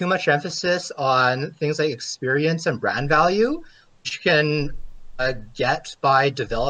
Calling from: Edmonton, Alberta, Canada; I'm calling from Edmonton, Canada.

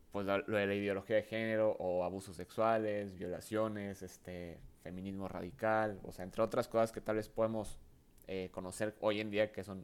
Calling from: Saltillo, Coahuila, Mexico; no, pues aquí andamos desde Saltillo, ¿eh? este, aquí grabando, aunque pues no estamos eh, pues allá en Ciudad de México, pero pues aquí echándole ganas aquí eh, desde Saltillo.

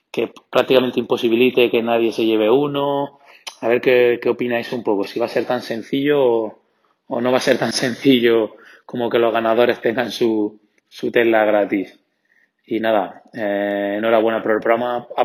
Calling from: Alicante, Valencian Community, Spain; Hola, muy buenas. … de Alicante.

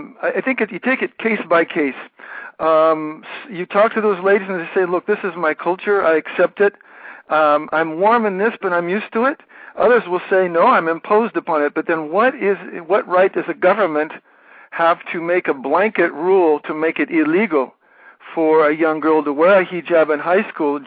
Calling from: Paris, Île-de-France, France; I'm actually calling from Paris here.

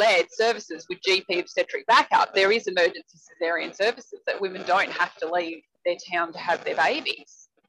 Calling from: Queensland, Australia; I'm talking from Queensland, where we have managed to do some of it okay, not great.

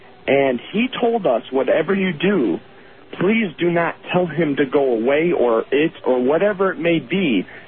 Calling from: Lorain, Ohio, United States; Yes, I am calling from Lorain, Ohio, which is about 30 miles west of Cleveland

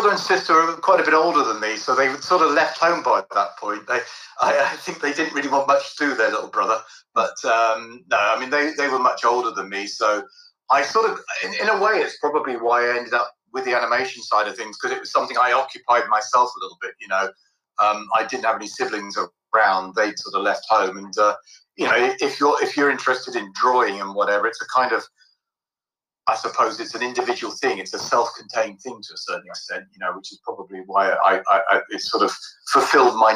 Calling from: London, United Kingdom; Yeah, I'm, I'm coming live from London in the UK

